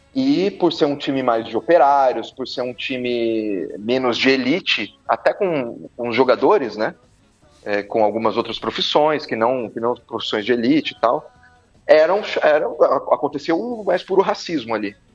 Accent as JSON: {"language": "Portuguese", "town": "Bauru", "region": "São Paulo", "country": "Brazil", "tie": "born or raised there", "also_born_or_lived": "Campinas", "said": "eu sou nascido em Bauru"}